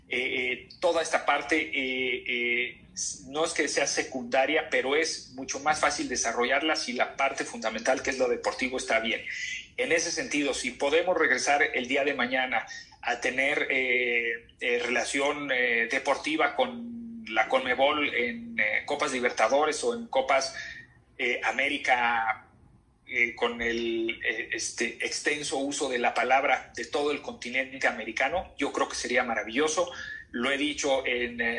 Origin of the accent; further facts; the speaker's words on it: Mexico; Y México quiere y debe estar en el top mundial nos lo debemos nosotros como mexicanos, se lo debemos a la historia de la industria futbolística en este país